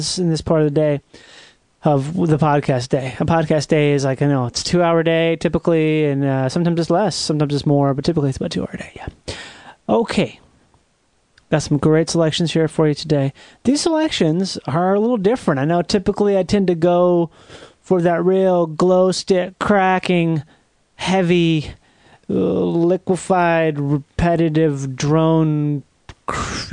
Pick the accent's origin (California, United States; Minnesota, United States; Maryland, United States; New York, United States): Minnesota, United States; Rochester; my hometown of Rochester, Minnesota